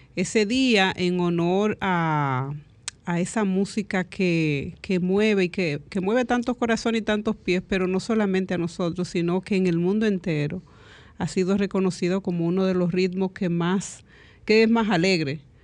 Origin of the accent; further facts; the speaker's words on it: Dominican Republic; el merengue es lo que nos identifica como dominicanos